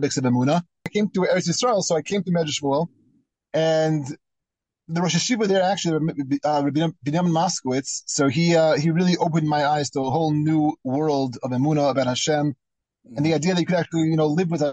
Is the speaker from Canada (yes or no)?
no; United States; moved away; also born or lived in Israel; When I was growing up in America